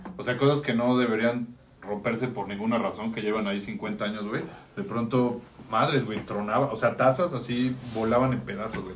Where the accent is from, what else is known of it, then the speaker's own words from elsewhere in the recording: Mexico City, Mexico; yo crecí en casa de mi abuela